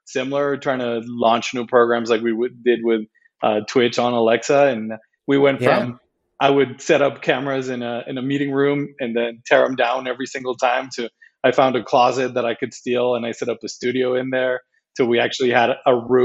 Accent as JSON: {"language": "English", "country": "Mexico", "tie": "born or raised there", "said": "I'm Mexican. I was born and raised in Mexico, lived most of my life in Mexico"}